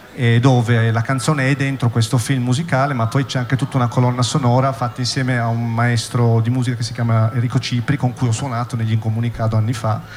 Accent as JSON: {"language": "Italian", "town": "Turin", "region": "Piedmont", "country": "Italy", "also_born_or_lived": "Bologna", "said": "io sono di Torino"}